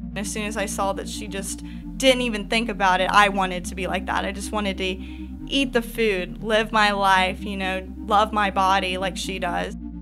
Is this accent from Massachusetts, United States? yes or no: no; Charlotte, North Carolina, United States; I was born in Charlotte, North Carolina, so I've been born and raised here, and I'm a city girl